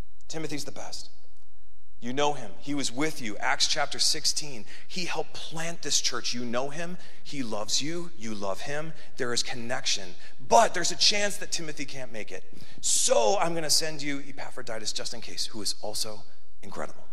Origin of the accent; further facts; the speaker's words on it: Midwest, United States; moved away as an adult; now in Southern California, United States; Growing up in the Midwest